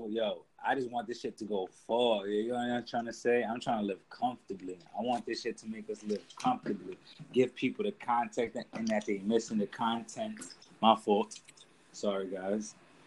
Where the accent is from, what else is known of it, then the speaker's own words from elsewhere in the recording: New York City, New York, United States; I'm from the Bronx, nigga. You already know. Uptown vibes. Baychester.